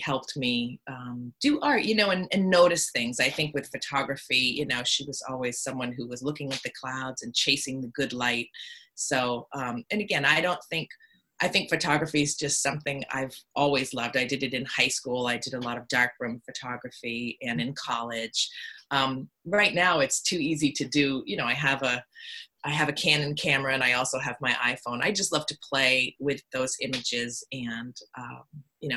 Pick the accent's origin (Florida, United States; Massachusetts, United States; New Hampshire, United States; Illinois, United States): New Hampshire, United States; Hollis; also born or lived in Portsmouth, New Hampshire; I was raised in Hollis, New Hampshire, which is where I've moved back